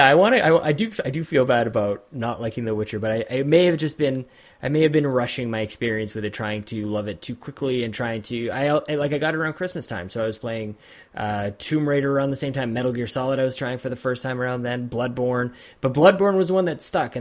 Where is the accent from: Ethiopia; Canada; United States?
Canada; I am Canadian